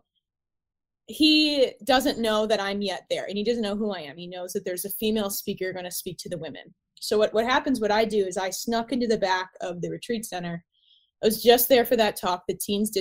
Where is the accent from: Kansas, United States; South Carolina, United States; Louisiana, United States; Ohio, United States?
Ohio, United States; moved away as an adult; now in Los Angeles, United States; I'm based in Los Angeles, but I grew up in Ohio